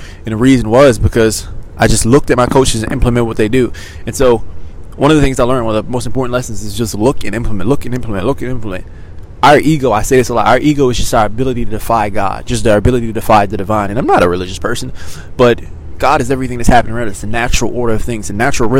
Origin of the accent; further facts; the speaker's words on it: Maryland, United States; moved away as an adult; now in Los Angeles, United States; I grew up in Maryland, and now we've moved